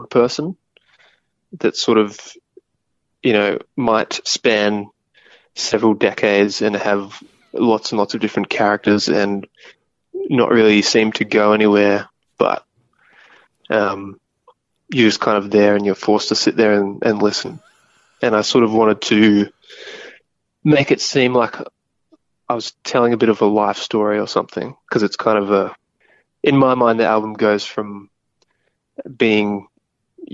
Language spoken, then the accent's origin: English; Bundaberg, Queensland, Australia; my hometown in Bundaberg, in Queensland